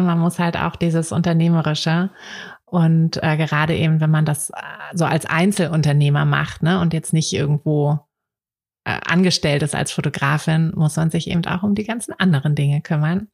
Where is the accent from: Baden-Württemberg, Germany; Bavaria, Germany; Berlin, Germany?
Berlin, Germany; ich bin ja auch in Berlin aufgewachsen